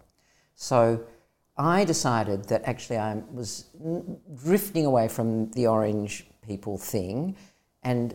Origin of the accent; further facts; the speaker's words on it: Australia; moved away as an adult; also born or lived in London; I'll come back to Australia for a couple of months, make a bit of money and go back